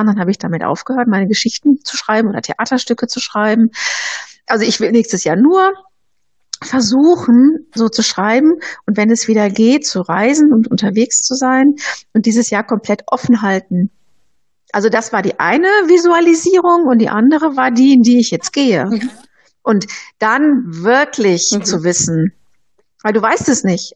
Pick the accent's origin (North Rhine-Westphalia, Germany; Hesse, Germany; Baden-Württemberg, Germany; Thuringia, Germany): North Rhine-Westphalia, Germany; Bochum; now in Nuremberg, Germany; ich komme ja aus dem Ruhrgebiet, aus Bochum